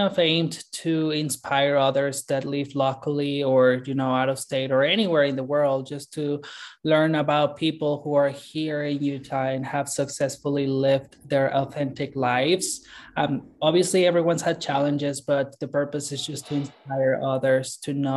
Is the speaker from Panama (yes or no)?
no; Mexico City, Mexico; moved away as an adult; also born or lived in Guadalajara / Northern California; now in South Jordan, United States; I was actually born and raised in Mexico City